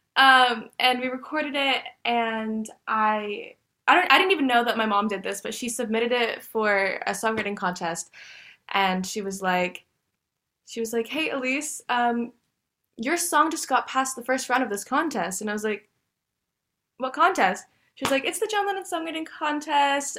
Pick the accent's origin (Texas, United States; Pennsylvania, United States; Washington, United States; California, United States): Texas, United States; Dallas; I was born and raised in Dallas, Texas. I've lived here my entire life